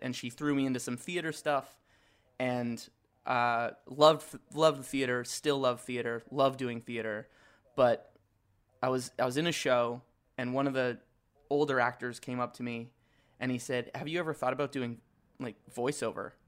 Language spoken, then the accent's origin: English; Edmonton, Alberta, Canada; I grew up in Edmonton